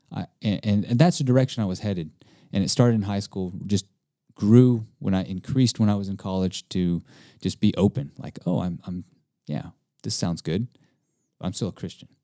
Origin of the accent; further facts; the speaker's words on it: East Texas, United States; also born or lived in Hawaii; being born Hawaiian, but also being Japanese and Italian, but growing up in Texas, uh, and I grew up with a lot of Mexicans.